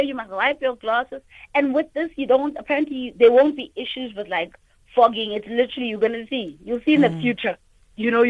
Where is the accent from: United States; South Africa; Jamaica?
South Africa; I'm from South Africa, Mandela's country